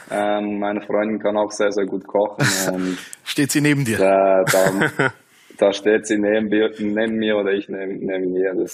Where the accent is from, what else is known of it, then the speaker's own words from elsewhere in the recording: Bern, Switzerland; ich bin in der Stadt aufgewachsen, in, in Bern